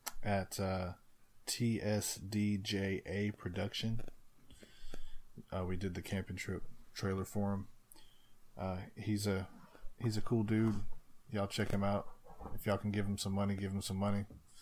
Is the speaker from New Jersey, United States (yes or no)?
no; Mississippi, United States; accent: country; We are from Mississippi, huh?